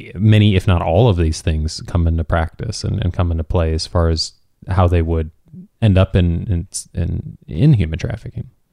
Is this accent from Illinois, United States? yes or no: yes; Chicago, Illinois, United States; now in Southern California, United States; I grew up in Chicago